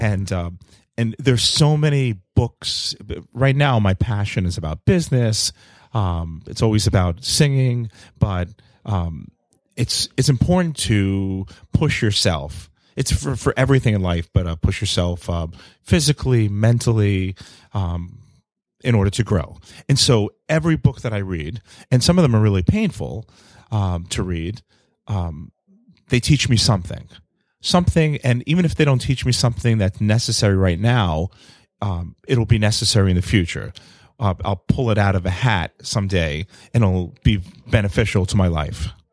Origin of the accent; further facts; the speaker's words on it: New York City, New York, United States; I'm an only child growing up in New York City